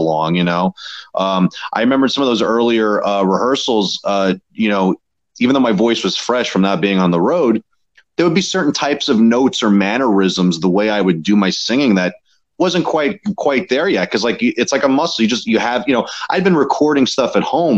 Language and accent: English; New York City, New York, United States; I'm from Queens, and that was kind of like our hometown spot